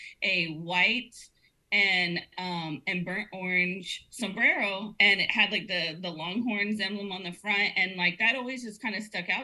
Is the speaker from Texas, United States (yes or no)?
yes; Corpus Christi, Texas, United States; also born or lived in Austin, Texas; I was born here in Corpus, and then I lived in Austin for 8 years